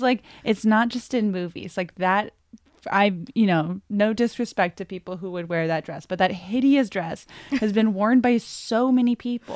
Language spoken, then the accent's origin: English; New England, United States; I grew up in New England